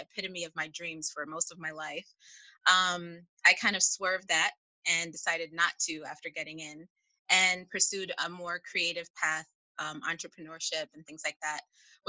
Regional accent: Chicago, Illinois, United States; I'm from Chicago

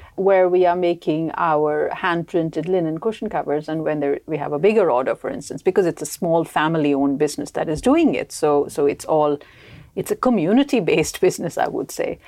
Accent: India; moved away as an adult; also born or lived in United Kingdom; now in Sweden; I come from India, so I moved to Sweden only sixteen years ago.

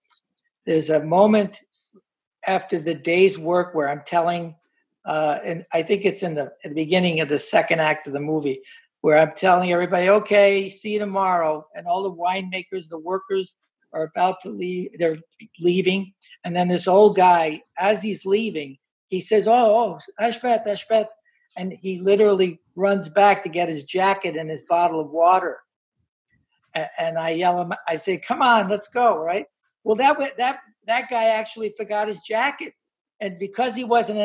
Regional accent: Hoboken, New Jersey, United States; when I grew up in Hoboken, a lot of first generation Italians

